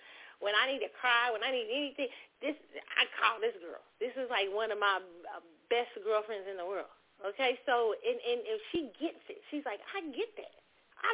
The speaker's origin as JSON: {"language": "English", "country": "United States"}